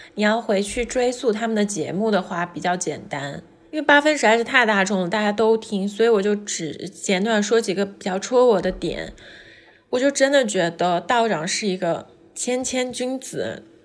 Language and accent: Chinese; southern China, China; 我们那时候南方没有暖气嘛，就会有那种木架的烤火炉